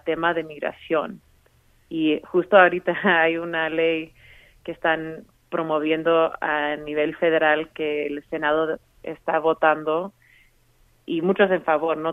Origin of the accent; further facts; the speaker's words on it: Colorado, United States; yo misma como latina aquí que ha vivido en Colorado toda mi vida